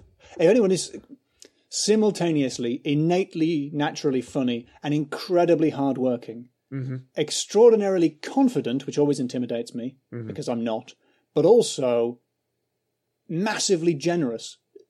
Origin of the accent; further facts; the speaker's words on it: England, United Kingdom; Because I'm English.